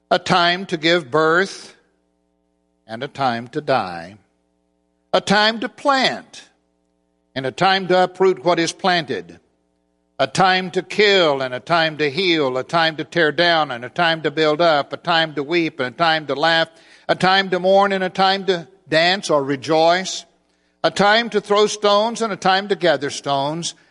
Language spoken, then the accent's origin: English; Oklahoma City, Oklahoma, United States; I'm from Oklahoma City. We have in the congregation where I worship there